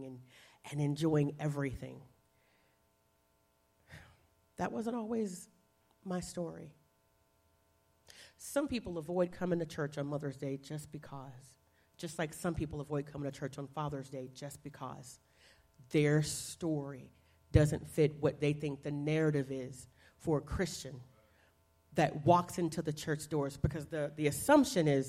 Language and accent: English; the South, United States; I grew up in the South